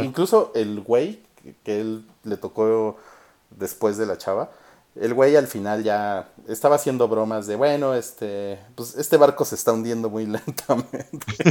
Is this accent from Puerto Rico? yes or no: no; Mexico; soy mexicano